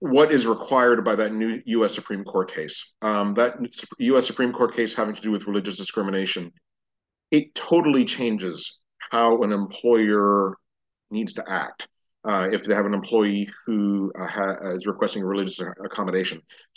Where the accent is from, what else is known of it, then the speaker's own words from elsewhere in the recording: Miami, Florida, United States; now in Dallas, United States; I'm originally from Miami, Florida